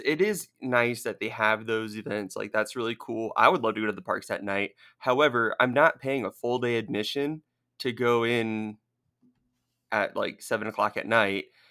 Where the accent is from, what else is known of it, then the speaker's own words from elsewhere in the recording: Southern California, United States; moved away; I grew up in Southern California